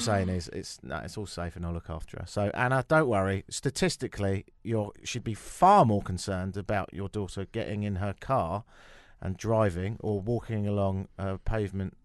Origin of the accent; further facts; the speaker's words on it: London, United Kingdom; I can speak as a Londoner